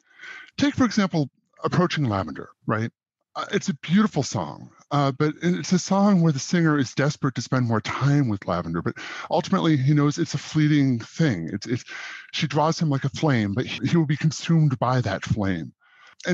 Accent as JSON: {"language": "English", "region": "Southeast Alaska", "country": "United States", "tie": "born or raised there", "said": "I grew up in Southeast Alaska"}